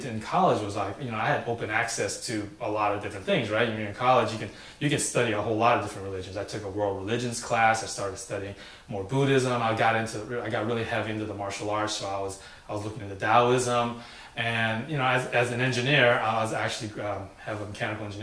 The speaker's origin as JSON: {"language": "English", "town": "Sacramento", "region": "California", "country": "United States", "tie": "born or raised there", "also_born_or_lived": "San Francisco", "said": "I moved from San Francisco to the suburb of Sacramento. And so when I was going to elementary school there"}